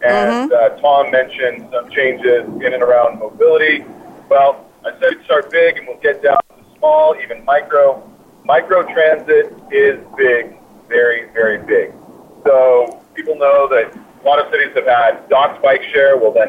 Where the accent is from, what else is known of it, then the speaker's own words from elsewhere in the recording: Ireland; Well, I was just in Ireland, and I'm Irish, so it's pretty simple.